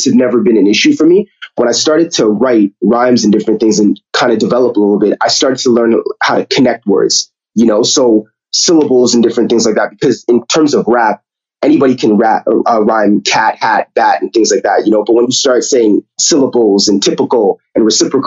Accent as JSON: {"language": "English", "town": "Toronto", "region": "Ontario", "country": "Canada", "tie": "born or raised there", "said": "growing up in Toronto, to be honest with you, it's really, I would say it's, you know, it's always, again, good experience, great upbringing"}